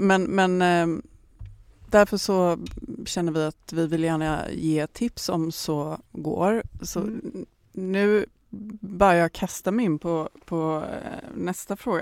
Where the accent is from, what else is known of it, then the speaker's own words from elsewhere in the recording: Gothenburg, Västra Götaland, Sweden; jag kommer från Göteborg